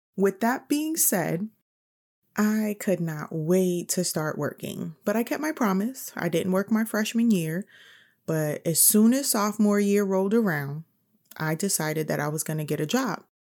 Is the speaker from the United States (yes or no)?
yes; New York City, New York, United States; moved away as an adult; I'm from New York City